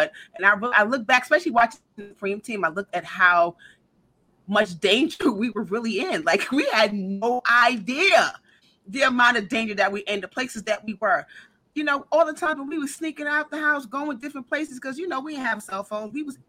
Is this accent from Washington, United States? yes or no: no; New York City, New York, United States; we're from New York